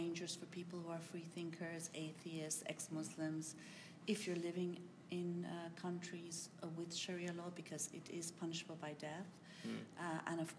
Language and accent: English; Iran; now in United Kingdom; I come from Iran